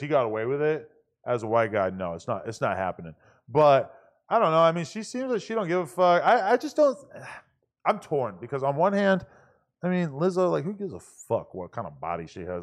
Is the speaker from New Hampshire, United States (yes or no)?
yes; New Hampshire, United States; I grew up in New Hampshire